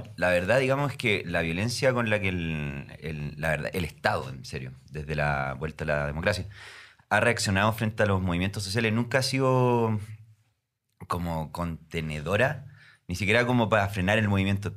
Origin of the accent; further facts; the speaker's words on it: Concepción, Biobío, Chile; now in Santiago, Chile; soy de Concepción, Chile, una ciudad más o menos al